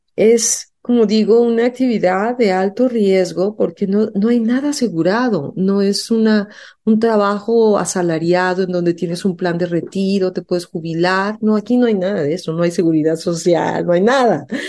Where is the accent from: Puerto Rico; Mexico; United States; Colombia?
Mexico; me fui becada afuera de México a estudiar diseño, no dejé de cantar. Y a mi regreso a México